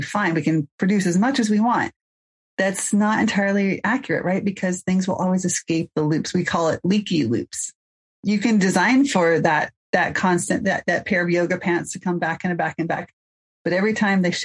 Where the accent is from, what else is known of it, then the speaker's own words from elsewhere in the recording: Mill Valley, California, United States; I hail from Mill Valley, California.